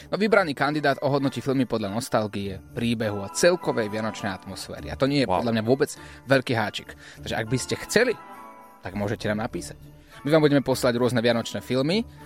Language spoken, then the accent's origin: Slovak; Slovakia; našou krásnou rodnou krajinou